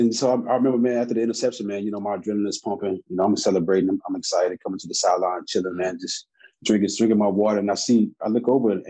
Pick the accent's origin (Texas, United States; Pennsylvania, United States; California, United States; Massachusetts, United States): Texas, United States; being a part of a number one defense, man, was something that I'll never forget, you know, being a Texan.